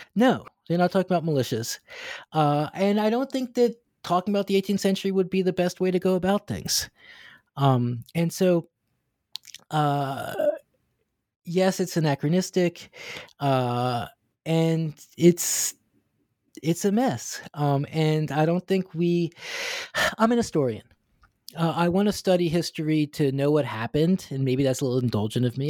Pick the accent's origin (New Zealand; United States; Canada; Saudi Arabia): United States; now in Hong Kong; this American Jewish guy living and teaching in Hong Kong